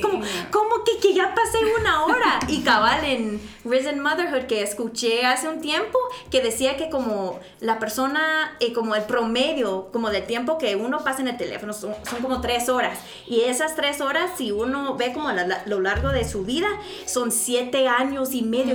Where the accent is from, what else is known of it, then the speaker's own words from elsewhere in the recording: United States; now in Guatemala; como soy gringa